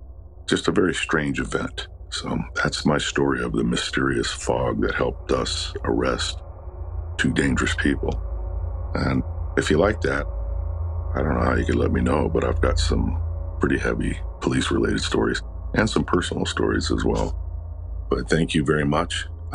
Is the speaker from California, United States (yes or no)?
yes; Los Angeles, California, United States; I was born and raised in Los Angeles. And it's not known for heavy fog